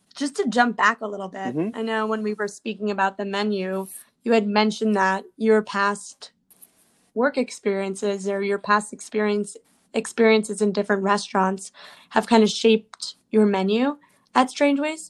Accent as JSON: {"language": "English", "town": "New York City", "region": "New York", "country": "United States", "said": "I'm a New Yorker as well"}